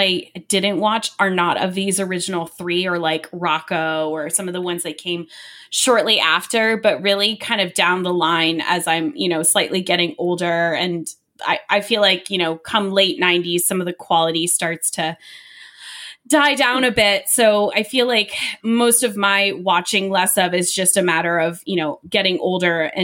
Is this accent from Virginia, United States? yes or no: yes; Northern Virginia, United States; I grew up in Virginia, kind of the northern part